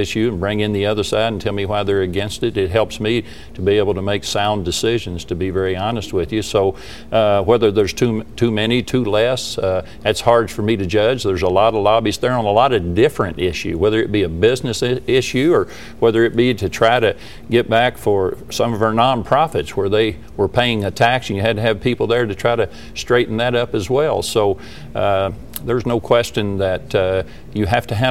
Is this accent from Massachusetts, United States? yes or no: no; Eastern Kentucky, United States; I'm from Eastern Kentucky